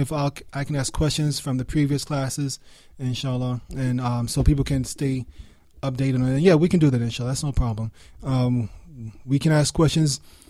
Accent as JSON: {"language": "English", "region": "New York", "country": "United States", "tie": "born or raised there", "said": "I told you I was raised in New York, I can speak very fast."}